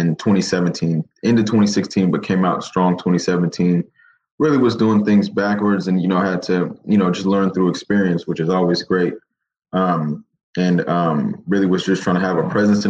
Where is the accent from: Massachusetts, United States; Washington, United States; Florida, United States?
Washington, United States; Seattle; also born or lived in Kent, Washington; But I grew up in the Central District. Born and raised in Seattle.